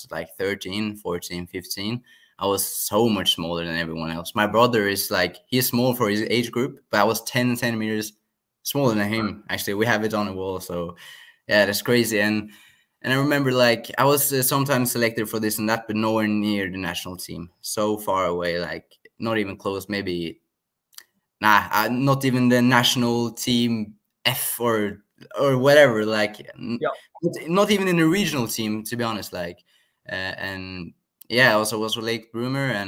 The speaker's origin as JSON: {"language": "English", "country": "Norway", "said": "I am from Norway"}